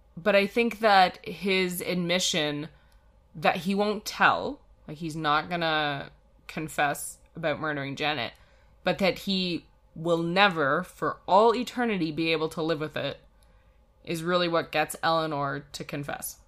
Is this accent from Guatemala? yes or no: no; Canada; we're Canadian